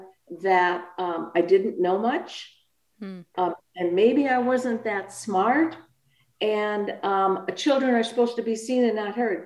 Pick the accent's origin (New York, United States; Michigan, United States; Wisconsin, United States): Wisconsin, United States; Milwaukee; I was born in Milwaukee, Wisconsin